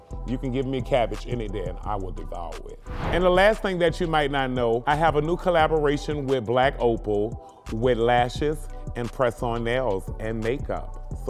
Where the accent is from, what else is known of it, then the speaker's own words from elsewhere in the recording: New Orleans, Louisiana, United States; I grew up on Josephine Street in New Orleans, Central City.